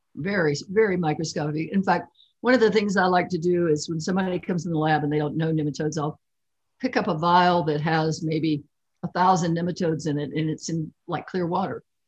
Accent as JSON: {"language": "English", "region": "Kentucky", "country": "United States", "tie": "born or raised there", "said": "I grew up in Kentucky and there are lots of rivers there."}